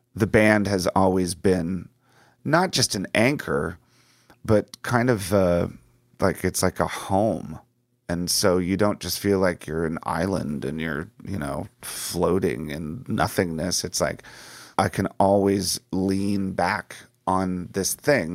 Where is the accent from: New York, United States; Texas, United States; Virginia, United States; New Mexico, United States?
Virginia, United States; D.C.; moved away as an adult; also born or lived in Los Angeles; where I grew up in Virginia, just outside of Washington, D.C.